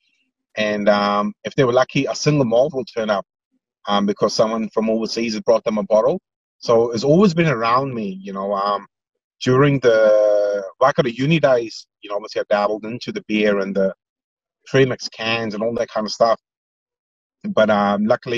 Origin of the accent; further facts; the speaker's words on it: India; moved away; I grew up in India